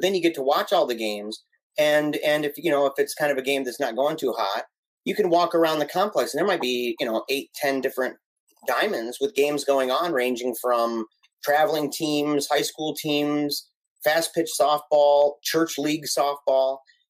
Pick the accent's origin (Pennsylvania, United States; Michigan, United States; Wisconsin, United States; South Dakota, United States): Michigan, United States; Battle Creek; having been born and raised in Battle Creek, Michigan.